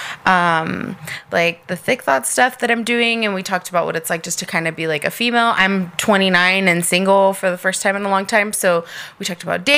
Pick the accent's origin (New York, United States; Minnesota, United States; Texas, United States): Texas, United States; El Paso; moved away as an adult; also born or lived in Albuquerque, New Mexico / Corpus Christi, Texas / Houston, Texas; I'm from El Paso, born and raised, but I moved to Albuquerque when I was 18.